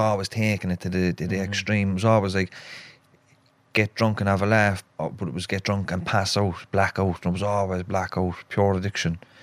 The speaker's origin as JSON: {"language": "English", "town": "Cork", "region": "Munster", "country": "Ireland", "tie": "born or raised there", "also_born_or_lived": "Dublin", "accent": "Cork", "said": "So we moved from Dublin to Cork in 1986 and I was only a few months old into a place called Knocknaheeny, which is on the northwest of Cork City."}